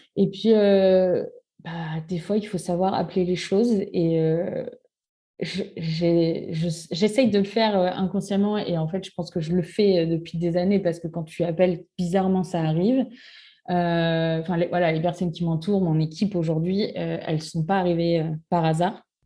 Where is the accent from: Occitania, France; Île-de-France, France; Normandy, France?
Normandy, France; moved away as an adult; now in Bordeaux, France; je suis normande. Je suis arrivée à Bordeaux pour les études de mon conjoint